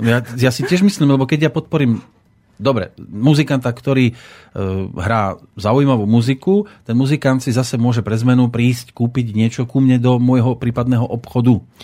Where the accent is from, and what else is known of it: Slovakia